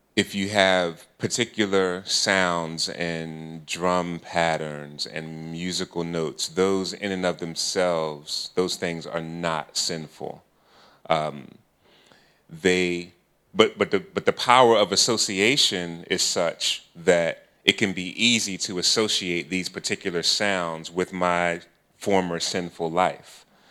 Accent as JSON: {"language": "English", "town": "Philadelphia", "region": "Pennsylvania", "country": "United States", "said": "I'm from Philly"}